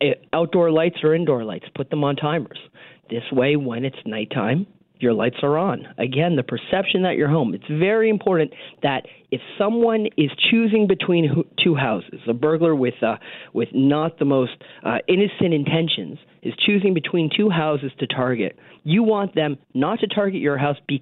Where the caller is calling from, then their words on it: Toronto, Ontario, Canada; I am in cold and snowy Toronto, which is not as cold and snowy as Winnipeg, but still pretty cold and snowy.